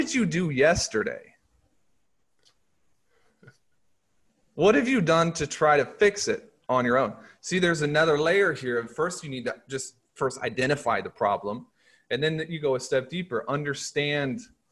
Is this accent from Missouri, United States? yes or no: yes; Nixa, Missouri, United States; I went to high school in a place called Nixon, Missouri